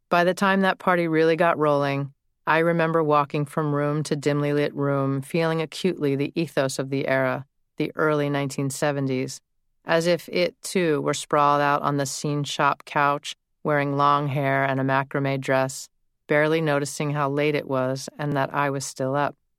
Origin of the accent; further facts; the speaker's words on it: United States; now my hometown has become mostly a sprawl of developments and subdivisions